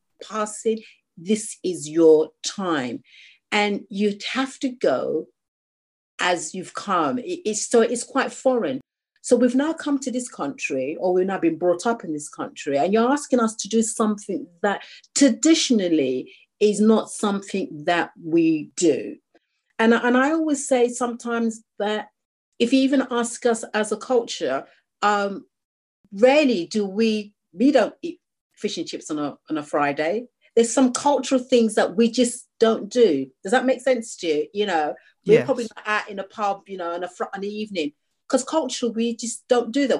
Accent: United Kingdom; I'm a British Nigerian. I was born here

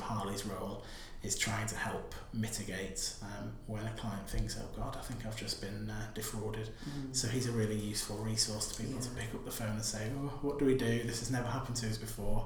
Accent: the north of England, United Kingdom; moved away; I'm from up north in a coastal town

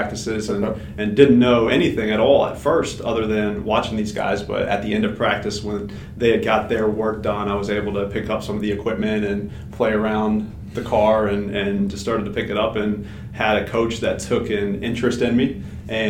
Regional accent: Mooresville, North Carolina, United States; I grew up in North Carolina, in Mooresville specifically

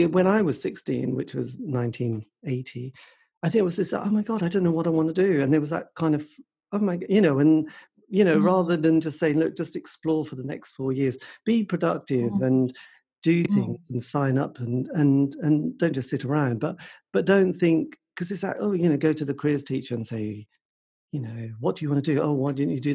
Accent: Suffolk, East of England, United Kingdom; now in Norwich, United Kingdom; I was brought up in Suffolk.

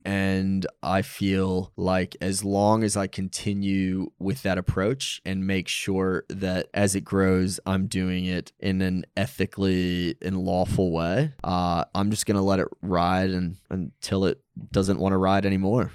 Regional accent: United States; moved away as an adult; also born or lived in New York City; now in Australia; being an American

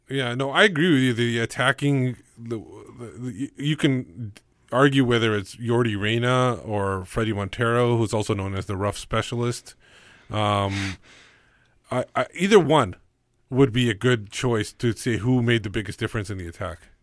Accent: Canada; When I go to India, I'm still Canadian

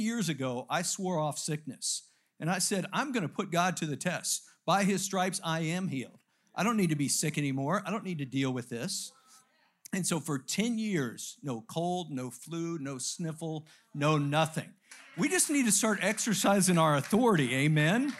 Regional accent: United States; I am an American

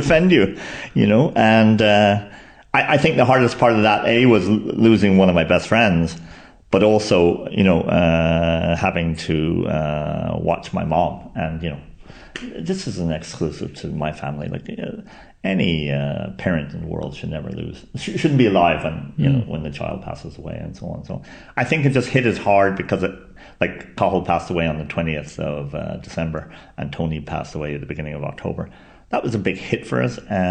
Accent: Ireland; moved away; being an Irishman abroad

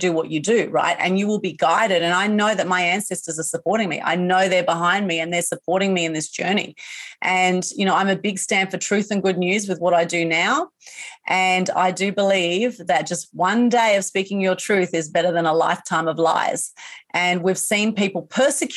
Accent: Sydney, New South Wales, Australia; I was born in Sydney

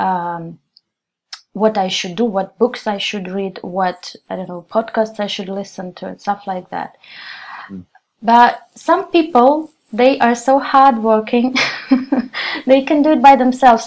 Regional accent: Russia; English is a second language; I'm an English teacher from Russia

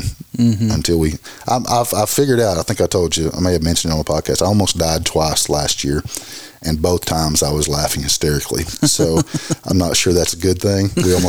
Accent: Conway, Arkansas, United States; I grew up in Conway

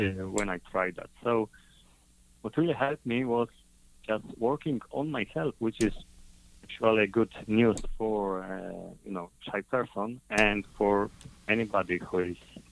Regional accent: Poland; I'm coming from Poland, Europe

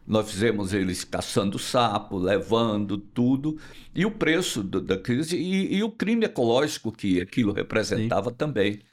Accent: foot of the Serra do Araripe, sertão of Ceará, Brazil; accent: nordestino; eu sou nordestino, do sertão do Ceará. Nasci no pé da Serra do Araripe, vivo no Nordeste, não vou sair nunca do Nordeste

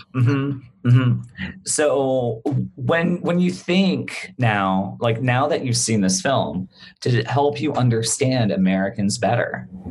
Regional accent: Bermuda; now in United States

